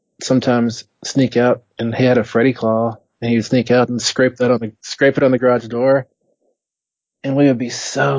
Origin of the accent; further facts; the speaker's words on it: West Texas, United States; born and raised in West Texas